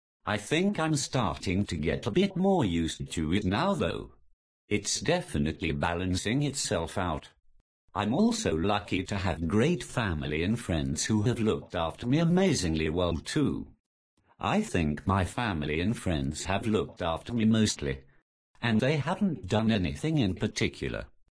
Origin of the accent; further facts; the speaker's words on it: North East England, United Kingdom; I'm the Geordie without the accent.